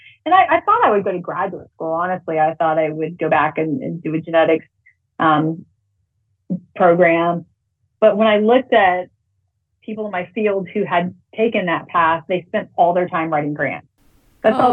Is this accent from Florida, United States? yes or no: no; around Houston, Texas, United States; also born or lived in Montana / San Antonio, Texas; I'm from Texas. I grew up around Houston, out in the country